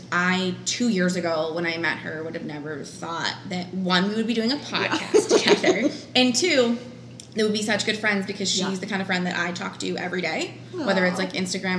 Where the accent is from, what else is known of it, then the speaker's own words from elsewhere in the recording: Massachusetts, United States; moved away as an adult; now in Tucson, United States; I am from Massachusetts originally, moved to Tucson 4 years ago